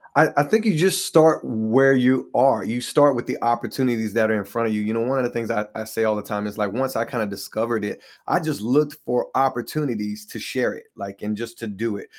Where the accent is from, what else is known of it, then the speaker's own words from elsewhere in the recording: Hickory, North Carolina, United States; I was born and raised in Hickory, North Carolina, so that's where I'm originally from